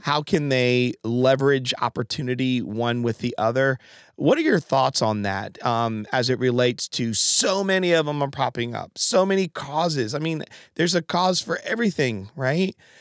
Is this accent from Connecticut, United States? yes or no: yes; Connecticut, United States; moved away; I'm from Connecticut